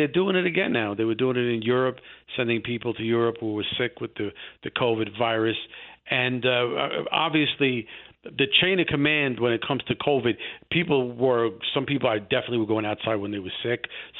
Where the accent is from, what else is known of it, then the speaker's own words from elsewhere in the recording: New York City, New York, United States; now in Manhattan, United States; I'm originally from the Bronx, too.